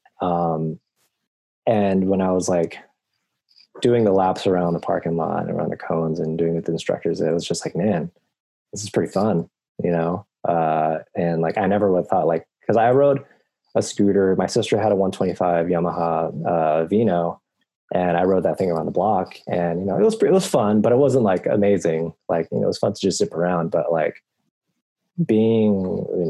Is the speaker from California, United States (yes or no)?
yes; East Bay, California, United States; I've born and raised in the East Bay all my life